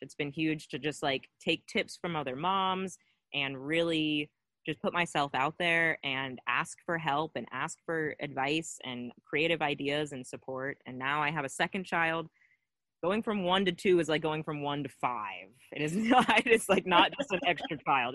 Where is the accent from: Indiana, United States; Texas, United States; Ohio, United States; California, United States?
Ohio, United States; Cincinnati; I'm from Cincinnati originally, from here.